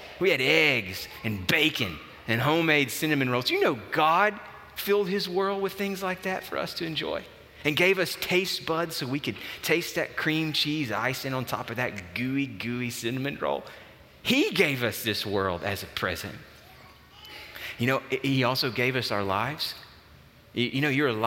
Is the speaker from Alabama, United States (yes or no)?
yes; Alabama, United States; now in Nashville, United States; I grew up in Alabama